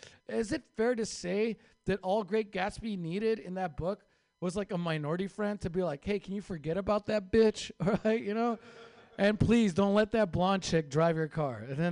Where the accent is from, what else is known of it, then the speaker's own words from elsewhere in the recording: Mexico; I had no chance making it in Hollywood as a Mexican, right?